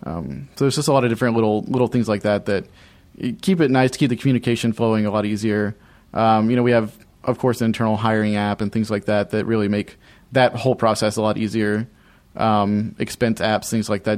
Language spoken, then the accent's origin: English; Alabama, United States; moved away as an adult; now in Orlando, United States; I grew up in Alabama for the first eighteen years of my life